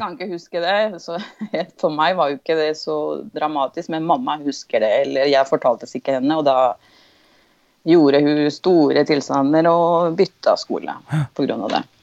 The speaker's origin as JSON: {"language": "Norwegian", "region": "Andes", "country": "Venezuela", "tie": "born or raised there", "second_language": "Norwegian", "moved": "yes", "lives_now": "Drammen, Norway", "said": "jeg er født og oppvokst i Venezuela."}